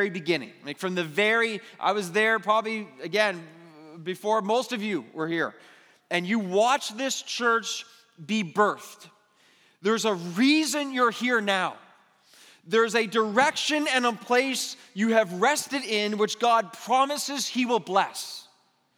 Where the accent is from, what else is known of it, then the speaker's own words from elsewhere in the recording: Mississauga, Ontario, Canada; I was born and raised in Mississauga